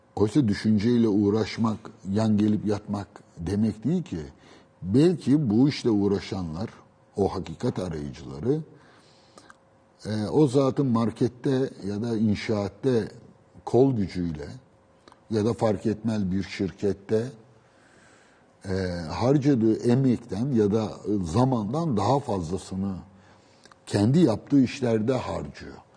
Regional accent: Istanbul, Turkey; also born or lived in Beşiktaş; ben doğma büyüme Üsküdar'lıyım

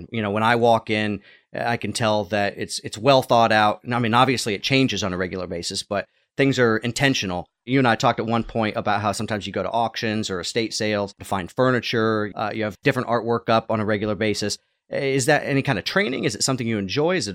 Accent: Durham, North Carolina, United States; I grew up in Durham and went to UNC Chapel Hill

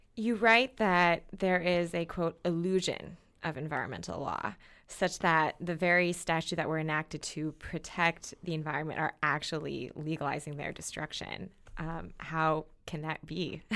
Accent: Minnesota, United States; where I grew up in Minnesota

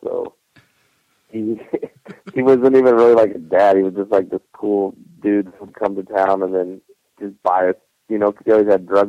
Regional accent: Cheyenne, Wyoming, United States; I grew up in Cheyenne, Wyoming. It's pretty small.

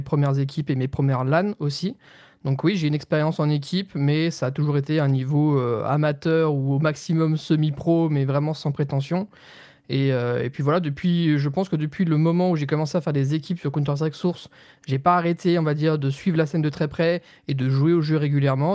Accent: Nancy, Grand Est, France; je viens de Nancy

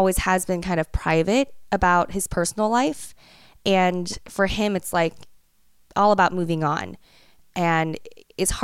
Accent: United States; being raised as an American

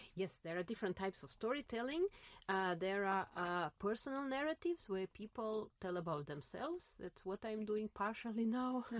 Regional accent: Saint Petersburg, Russia; English is a second language; now in Berlin, Germany; I was born in St. Petersburg, mm-hmm. at that time Leningrad, uh, in the center of St. Petersburg

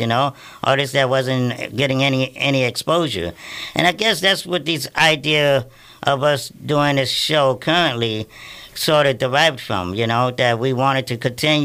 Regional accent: Plaquemines Parish, Louisiana, United States; also born or lived in New York; now in New Orleans, United States; We grew up in Plaquemines Parish, which is 60, 70 miles south of New Orleans.

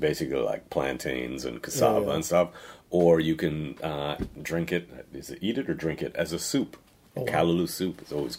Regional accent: Trinidad & Tobago; I grew up everywhere, bro. I grew up born in Trinidad.

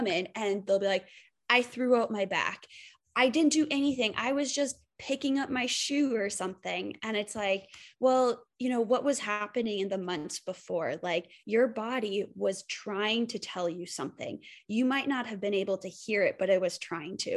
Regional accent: Minnesota, United States; moved away as an adult; also born or lived in Portland, Oregon / Bend, Oregon; now in Squamish, Canada; I'm from Minnesota

